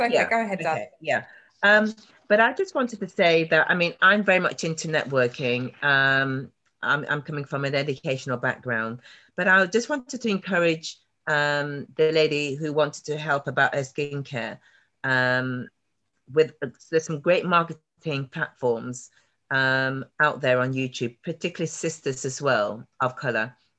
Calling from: Nottingham, East Midlands, United Kingdom; I'm calling from Nottingham, in the middle of ah, the country

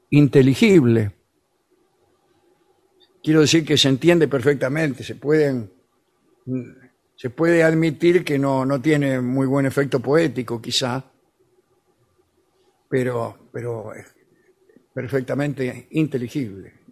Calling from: Montevideo, Uruguay; de Montevideo.

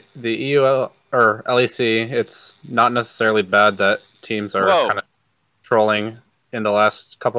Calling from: East Lansing, Michigan, United States; East Lansing, Michigan.

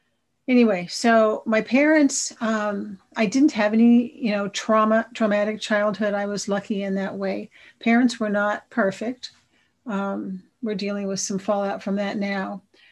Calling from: Sacramento, California, United States; I'm a compulsive overeater. I'm in from Sacramento, so I'm not too far from you guys.

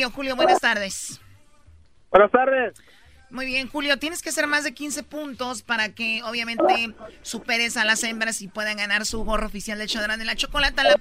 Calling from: El Paso, Texas, United States; Del Paso. Del Paso, Texas. El Paso.

